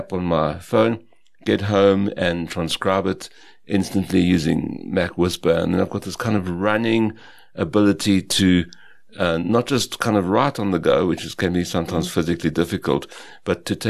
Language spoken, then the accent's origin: English; West Rand, Gauteng, South Africa; also born or lived in Potchefstroom, North West Province; I grew up in the West Rand and was born in the what's now the Northwest Province.